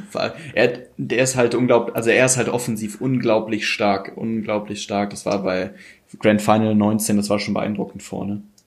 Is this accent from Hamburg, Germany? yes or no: no; North Rhine-Westphalia, Germany; ich komme ja hier aus dem Raum aus, äh, vom Niederrhein, also ist gar nicht so weit bis Köln